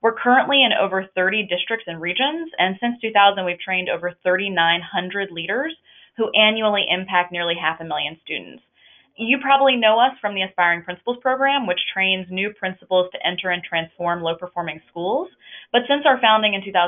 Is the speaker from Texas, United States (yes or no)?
no; North Carolina, United States; moved away as an adult; now in Washington, D.C., United States; I'm from North Carolina